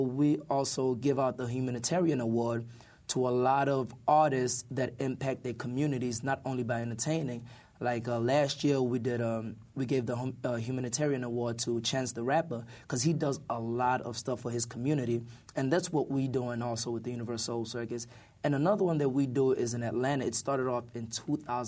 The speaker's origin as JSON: {"language": "English", "country": "South Africa", "moved": "yes", "said": "we even visited South Africa, my home country."}